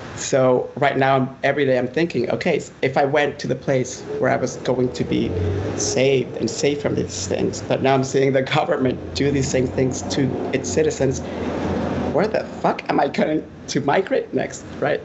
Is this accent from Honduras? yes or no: yes; Honduras; moved away as an adult; now in United States